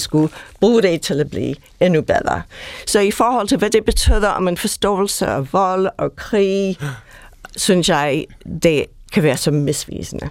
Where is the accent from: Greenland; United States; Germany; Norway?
United States; Danish is a second language; now in Denmark; Jeg er oprindeligt amerikaner